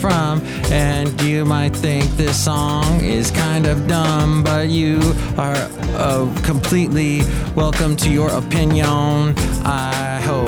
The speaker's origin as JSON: {"language": "English", "town": "Van Nuys", "region": "California", "country": "United States", "tie": "born or raised there", "also_born_or_lived": "Ventura, California / Oxnard, California / Alabama", "moved": "as an adult", "lives_now": "Bay Area, United States", "said": "I'm originally from Southern California. Van Nuys, then Ventura"}